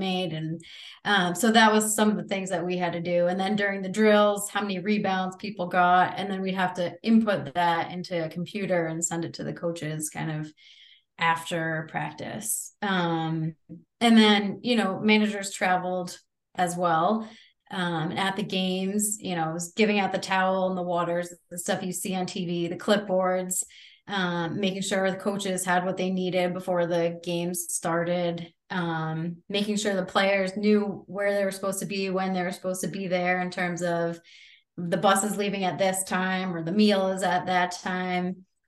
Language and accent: English; Bloomfield, Connecticut, United States; I grew up in Bloomfield, Connecticut